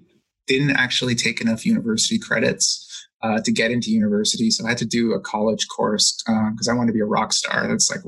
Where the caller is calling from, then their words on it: Hamilton, Ontario, Canada; I'm calling in from Hamilton, Ontario in Canada.